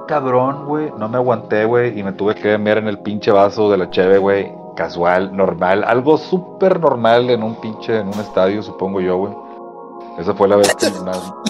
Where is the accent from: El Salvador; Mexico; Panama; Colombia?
Mexico; also born or lived in Apodaca, Nuevo León; nosotros como mexicanos